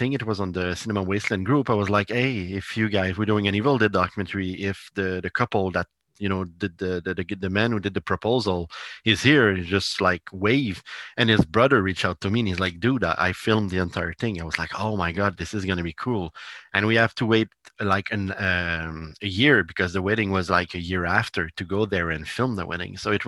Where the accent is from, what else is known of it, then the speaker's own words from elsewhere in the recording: Italy; English is a second language; I can send you a copy because I'm from Italy, and like it's gonna be hard for you to get it